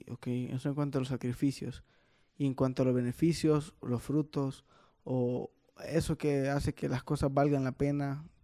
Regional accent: Honduras; Te das cuenta que sos un hondureño en una multinacional japonesa.

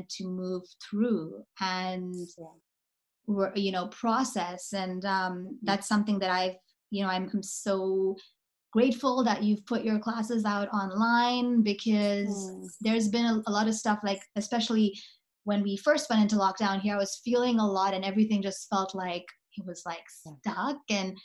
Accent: South Africa; I'm from South Africa

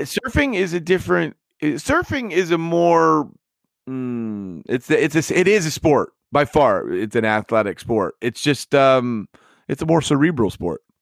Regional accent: Midwest, United States; now in California, United States; I'm never going back to the Midwest.

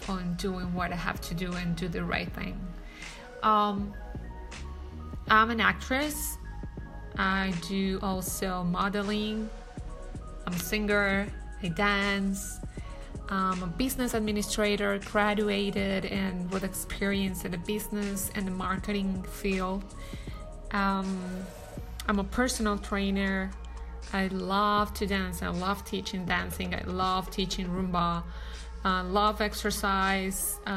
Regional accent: Colombia; especially that I'm not from here, I'm from Colombia.

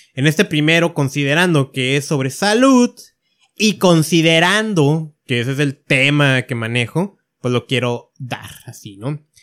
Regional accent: Mexico; yo que estoy en México

